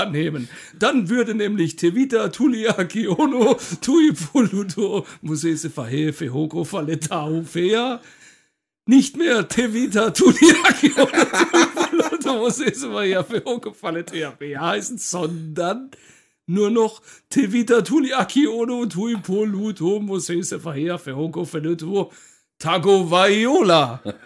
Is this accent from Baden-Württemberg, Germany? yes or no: yes; Karlsruhe, Baden-Württemberg, Germany; der Ort, an dem ich geboren wurde, in Karlsruhe. Also ich bin auch mhm. Karlsruhe Original